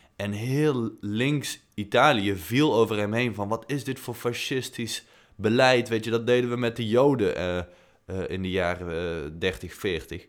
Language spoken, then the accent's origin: Dutch; Tilburg, North Brabant, Netherlands; in Tilburg, waar ik vandaan kom